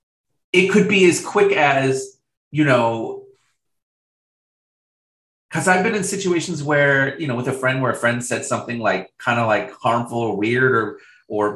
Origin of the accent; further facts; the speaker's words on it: Riverside, California, United States; also born or lived in Boise, Idaho; I moved from Boise, Idaho to Riverside, California.